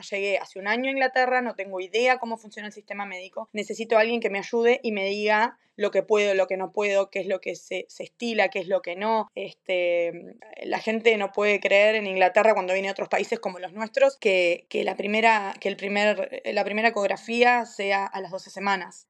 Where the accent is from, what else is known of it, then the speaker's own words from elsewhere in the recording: Maldonado, Uruguay; moved away as an adult; also born or lived in United States / Cambridge, England; now in Aberystwyth, United Kingdom; también soy de Uruguay, nací en Maldonado, me fui de Uruguay en el año 2009, 2010